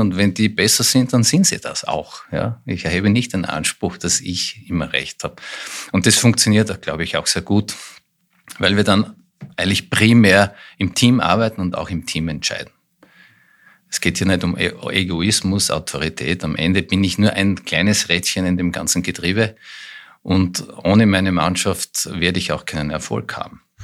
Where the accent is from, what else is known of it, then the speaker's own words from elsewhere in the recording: Styria, Austria; moved away as an adult; also born or lived in Graz / Vienna; now in Lower Austria, Austria; gebürtiger Steirer